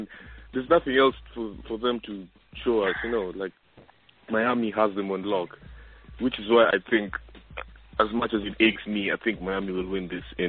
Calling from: Australia; I'm calling from Australia.

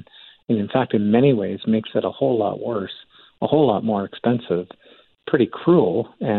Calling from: Calgary, Alberta, Canada; Now, I'm calling in from Calgary. 2013, we had a flood here

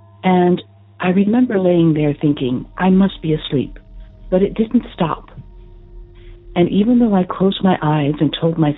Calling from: San Antonio, Texas, United States; also born or lived in central New Jersey; I'm calling from San Antonio, Texas.

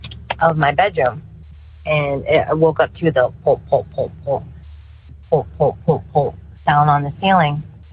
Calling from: St. Louis, Missouri, United States; I am from St. Louis, Missouri.

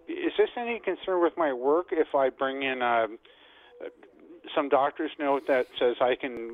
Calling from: Mississauga, Ontario, Canada; I'm calling from Mississauga.

